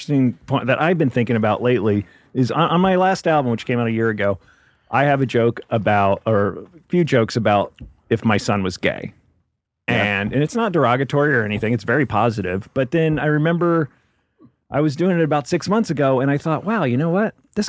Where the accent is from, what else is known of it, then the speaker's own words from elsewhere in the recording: Memphis, Tennessee, United States; moved away as an adult; now in Los Angeles, United States; I'm originally from Memphis, Tennessee.